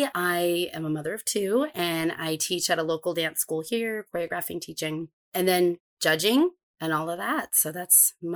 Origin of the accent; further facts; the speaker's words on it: Maine, United States; moved away; also born or lived in New York; I'm from Maine. That's actually where I grew up, but I have worked all around the country. I studied in New York at School of American Ballet for a little bit